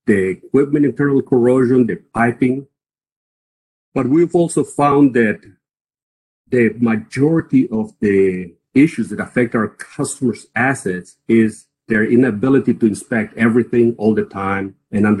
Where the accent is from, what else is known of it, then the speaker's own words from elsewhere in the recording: Costa Rica; moved away as an adult; also born or lived in Texas; now in United States; I started in Costa Rica. I'm from Costa Rica